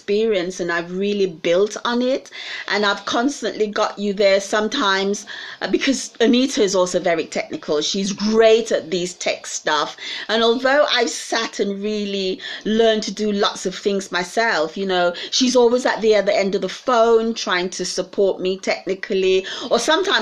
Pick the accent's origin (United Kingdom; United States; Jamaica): United Kingdom; we as British people